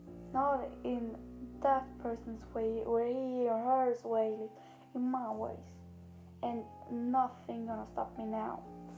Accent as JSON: {"language": "English", "country": "Sweden", "second_language": "English", "said": "I am from Sweden, I talk Swedish"}